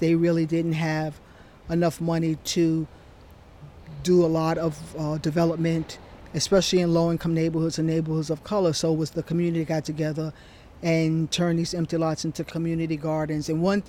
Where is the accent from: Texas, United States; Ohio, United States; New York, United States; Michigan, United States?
New York, United States; New York City; I grew up in New York